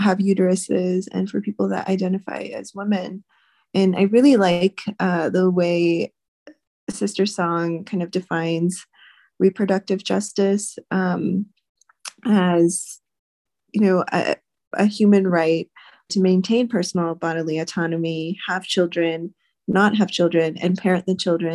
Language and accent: English; Louisiana, United States; now in New Mexico, United States; I grew up in Louisiana